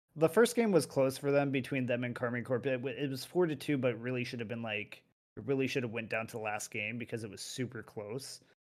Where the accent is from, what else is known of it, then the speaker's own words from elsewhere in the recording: United States; now in Europe; I'm physically in Europe, but I'm still an American